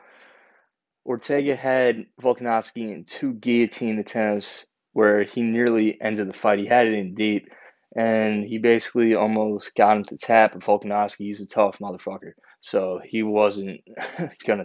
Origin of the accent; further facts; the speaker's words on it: Long Island, New York, United States; my hometown in Long Island